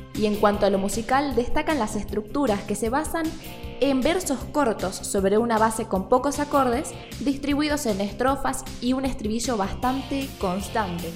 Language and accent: Spanish; Argentina; nosotros los argentinos, muy de acá